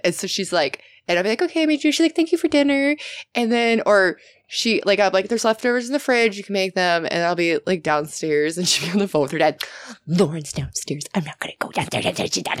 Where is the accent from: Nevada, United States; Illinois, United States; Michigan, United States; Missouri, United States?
Illinois, United States; Chicagoland area; also born or lived in Long Beach, California / Sacramento, California; now in Texas, United States; I grew up in Illinois. Okay. Chicagoland area.